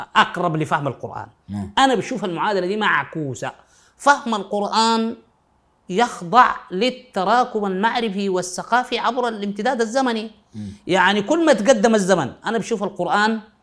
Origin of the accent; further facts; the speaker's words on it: Sudan; عندنا في السودان في غرب السودان